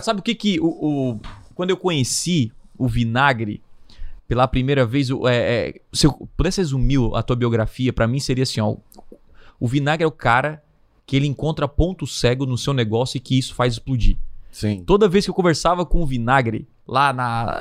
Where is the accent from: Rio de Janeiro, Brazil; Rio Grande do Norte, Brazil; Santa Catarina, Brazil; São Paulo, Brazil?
Santa Catarina, Brazil; Criciúma; eu sou aqui de Criciúma, do interior